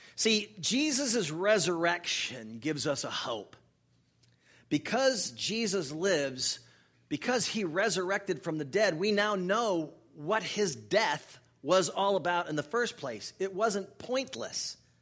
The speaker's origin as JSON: {"language": "English", "region": "Northeast", "country": "United States", "tie": "born or raised there", "also_born_or_lived": "North Florida", "moved": "yes", "said": "I grew up in the Northeast"}